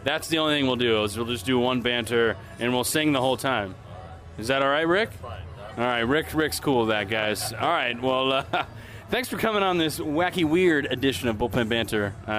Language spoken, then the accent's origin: English; Portland, Maine, United States; It's only about 3 hours from where I grew up. Also a New Englander here from Portland, Maine.